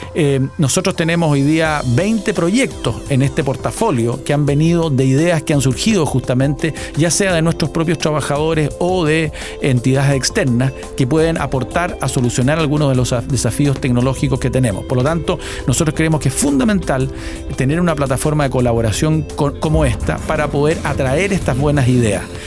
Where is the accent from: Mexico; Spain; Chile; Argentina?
Chile; como chileno